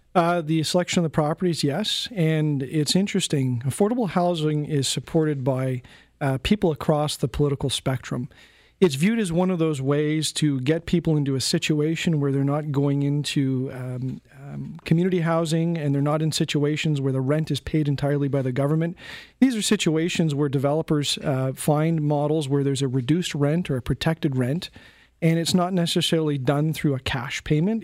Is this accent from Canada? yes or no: yes; Canada; as a Canadian, a, as a citizen